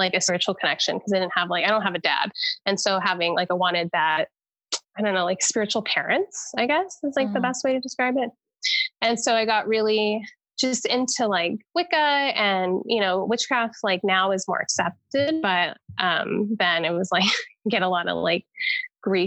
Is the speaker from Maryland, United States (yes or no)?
no; West Paterson, New Jersey, United States; so we moved back to West Paterson when I was a teenager. I was born there and pretty much raised by my grandparents for like the first 5 years of my life.